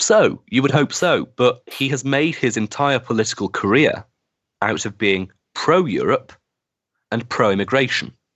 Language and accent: English; Wigan, North West England, United Kingdom; my hometown of Wigan